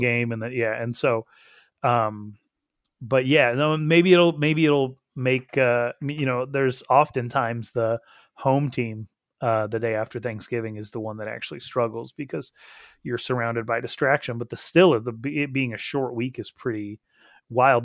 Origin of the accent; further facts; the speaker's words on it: Wyoming, United States; I'm from Wyoming